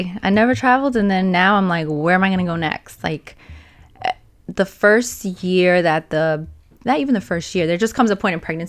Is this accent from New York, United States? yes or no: yes; New York, United States; moved away as an adult; also born or lived in Pennsylvania / Australia; I'm from New York, but I lived in Pennsylvania at the time for many years.